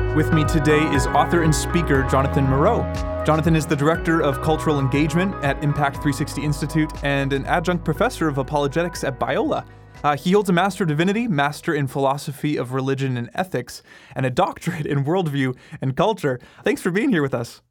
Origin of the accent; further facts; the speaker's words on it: Canada; we're Canadian